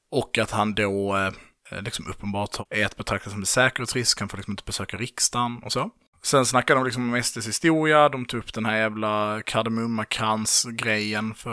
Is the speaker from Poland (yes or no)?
yes; Poland; Och sen så är jag så här bara, men jag är ju polack.